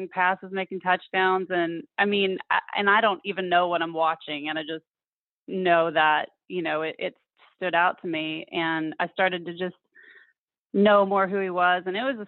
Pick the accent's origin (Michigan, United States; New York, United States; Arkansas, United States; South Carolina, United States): Arkansas, United States; Fort Smith; moved away as an adult; also born or lived in Arizona / Memphis, Tennessee; now in Tallahassee, United States; I grew up in Fort Smith, Arkansas, the northwest corner sort of Arkansas